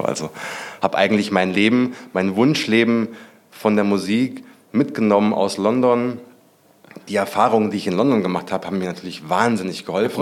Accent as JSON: {"language": "German", "region": "Hesse", "country": "Germany", "tie": "born or raised there", "said": "ich bin ja auch auf dem Dorf aufgewachsen. Ich komme ja aus Hessen"}